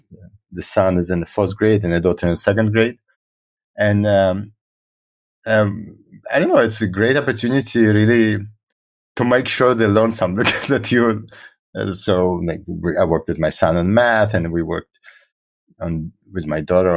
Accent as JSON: {"language": "English", "country": "Israel", "tie": "born or raised there", "also_born_or_lived": "Russia / United States", "first_language": "Russian", "second_language": "English", "moved": "as an adult", "said": "I was born in Russia and I grew up in Israel."}